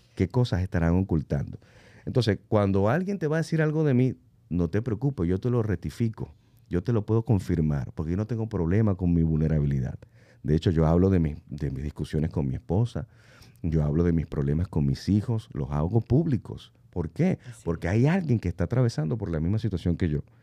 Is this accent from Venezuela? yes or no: yes; Venezuela; moved away; mi país natal, que es Venezuela